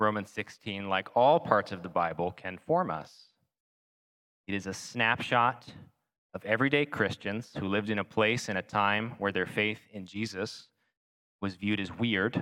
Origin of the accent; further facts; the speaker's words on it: East Coast, United States; moved away; I'm from the East Coast.